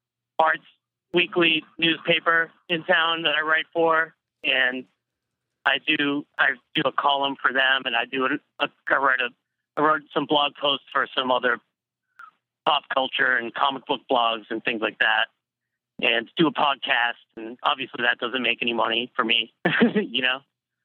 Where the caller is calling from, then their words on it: Boston, Massachusetts, United States; I'm calling from Boston.